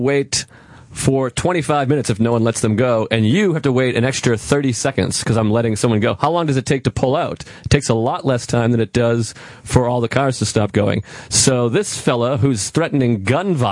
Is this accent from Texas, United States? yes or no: no; Boston, Massachusetts, United States; moved away; I'm from Boston